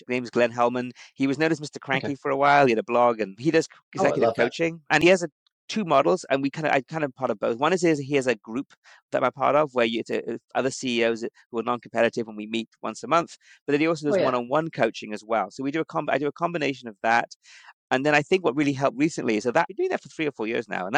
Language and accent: English; United Kingdom; moved away; being British, I think coming from Europe